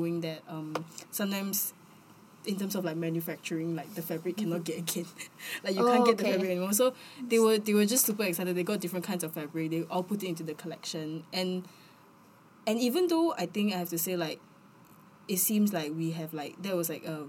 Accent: Singapore; we say Singapore

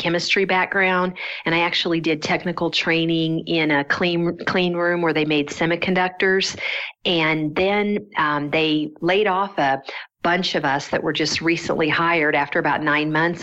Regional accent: Kansas City, United States; I grew up in the Kansas City area

